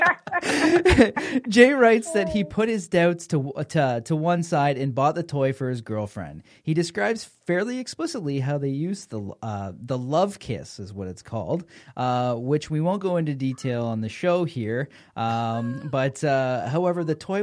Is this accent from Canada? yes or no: yes; Canada; We're Canadian